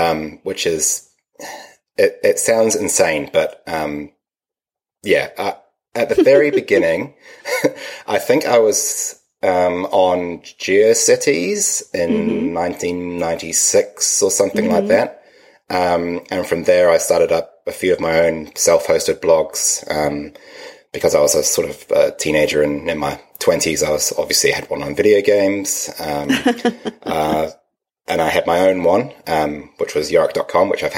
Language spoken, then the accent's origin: English; Wellington, New Zealand; now in Palmerston North, New Zealand; I'm originally from Wellington, which is at the bottom of the lower North Island, and I consider myself a Wellingtonian.